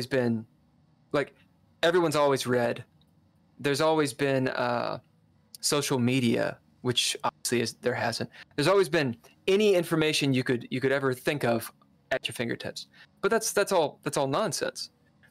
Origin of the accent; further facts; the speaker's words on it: Kentucky, United States; I'm from Kentucky